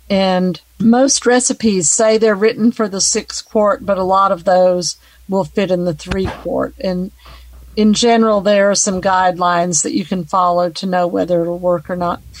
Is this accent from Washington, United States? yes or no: yes; Richland, Washington, United States; I'm from Richland, Washington.